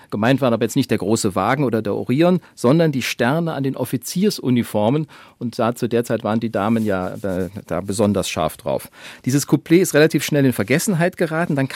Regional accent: Bonn, North Rhine-Westphalia, Germany; now in Upper Bavaria, Germany; ich bin ein waschechter Westpreuße aus Bonn. Rheinländer.

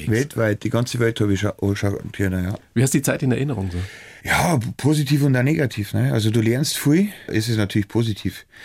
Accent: Weiden, Bavaria, Germany; Ja, also, logisch, das, bin ja aus Weiden, ich weiß genau, das.

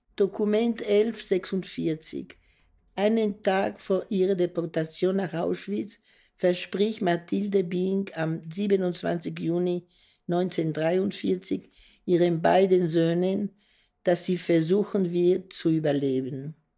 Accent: Brussels, Brussels-Capital Region, Belgium; Ich bin 28. Äh, April 1942 geboren in Brüssel

